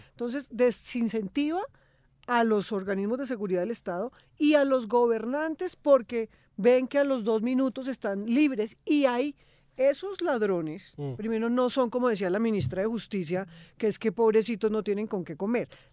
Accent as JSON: {"language": "Spanish", "region": "Bogotá", "country": "Colombia", "tie": "born or raised there", "said": "Yo nací en Bogotá"}